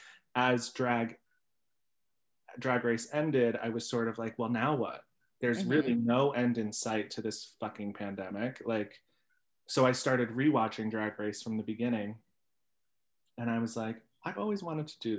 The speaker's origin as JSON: {"language": "English", "town": "New York City", "region": "New York", "country": "United States", "tie": "born or raised there", "said": "I grew up in College Point, Queens with a garbage man dad and a mom who worked at a vending machine company"}